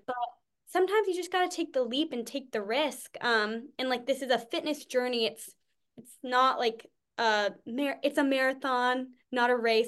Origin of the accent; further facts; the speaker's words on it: New England, United States; from New England